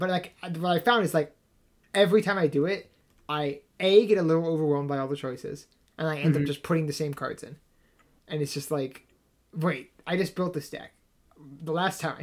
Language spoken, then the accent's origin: English; Massachusetts, United States; my smarmy Massachusetts liberal side